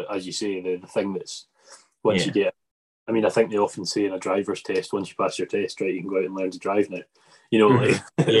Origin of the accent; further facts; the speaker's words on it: Arran, Scotland, United Kingdom; But in fact, I'm actually from Arran.